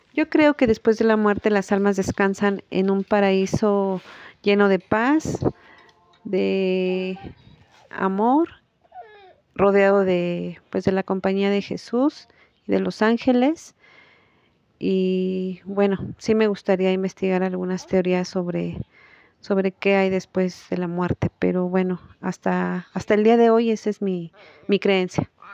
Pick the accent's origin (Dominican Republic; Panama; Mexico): Mexico; nuestras tradiciones mexicanas